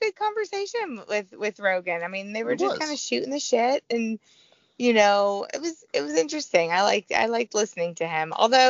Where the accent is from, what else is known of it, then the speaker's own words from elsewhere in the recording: Missouri, United States; That's my hometown.